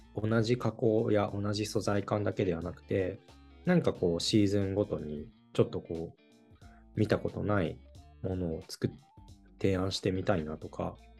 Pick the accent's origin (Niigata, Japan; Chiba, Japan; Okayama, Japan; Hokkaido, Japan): Niigata, Japan; 生まれ育った新潟の原風景